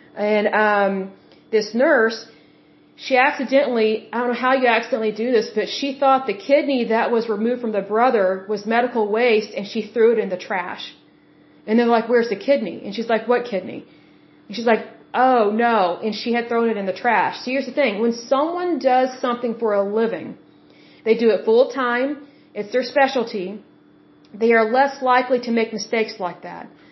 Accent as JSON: {"language": "English", "region": "Oklahoma", "country": "United States", "said": "I am from Oklahoma and we do have some very beautiful state parks here"}